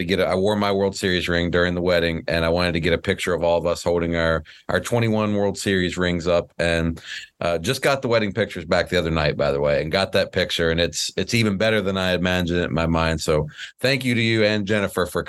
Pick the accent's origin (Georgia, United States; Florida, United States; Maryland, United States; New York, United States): Georgia, United States; Atlanta; Atlanta, Georgia.